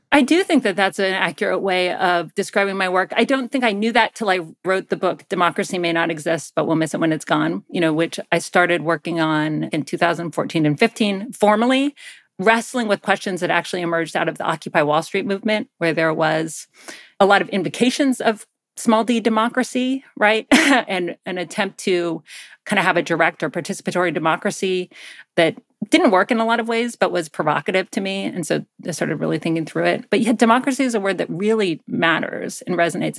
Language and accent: English; Athens, Georgia, United States; I grew up in Georgia, in Athens, Georgia